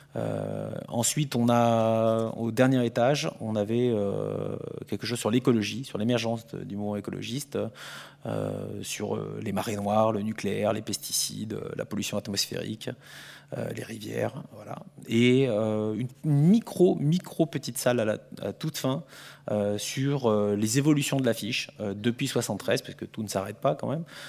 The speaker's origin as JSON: {"language": "French", "country": "France", "said": "je suis français"}